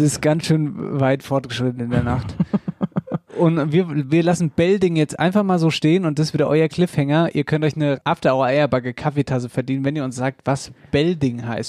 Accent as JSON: {"language": "German", "region": "Central Hesse", "country": "Germany", "accent": "Central Hessian (Wetterau)", "said": "aus meinem Dialekt, mittelhessisches Wetterbuch, Dialektbibel aus der Wetterau"}